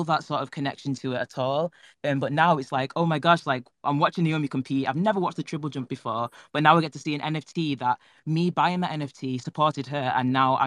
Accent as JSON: {"language": "English", "town": "Manchester", "region": "North West England", "country": "United Kingdom", "said": "I'm from Manchester in England"}